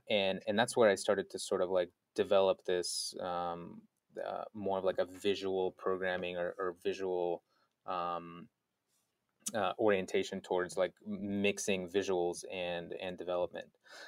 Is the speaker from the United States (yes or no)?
no; North Caucasus, Russia; I was born in Russia, of all places, next to this mountain range called the Caucasus Mountains. So I guess you could say I'm very Caucasian. Since that's the region where, and grew up there, moved to Moscow for a little bit.